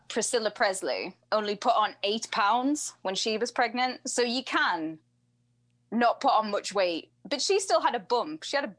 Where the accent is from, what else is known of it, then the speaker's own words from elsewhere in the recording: England, United Kingdom; I'm English